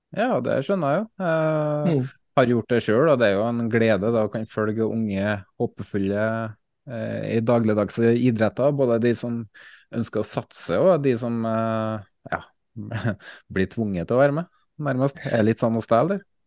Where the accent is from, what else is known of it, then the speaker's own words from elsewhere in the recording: Valdersund, Trøndelag, Norway; moved away as an adult; now in Kodal, Norway; Jeg savner jo Bjugn, Det er jo eh, mitt hjemsted Valdersund